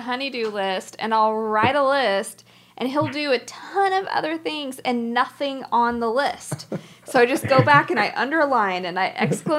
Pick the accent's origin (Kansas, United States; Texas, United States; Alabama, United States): Texas, United States; Dallas; Yeah, we're from Dallas.